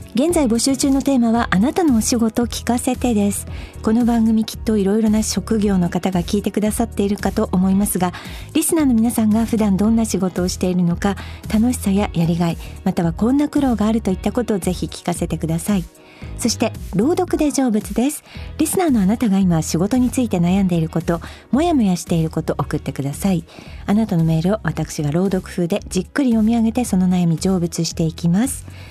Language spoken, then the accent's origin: Japanese; Akita, Japan; moved away; ふるさとの秋田県